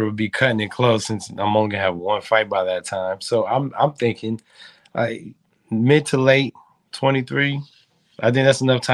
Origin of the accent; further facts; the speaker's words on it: New Mexico, United States; I'm from New Mexico. You know, it's a desert out there, and fighting's one thing we do out there a lot.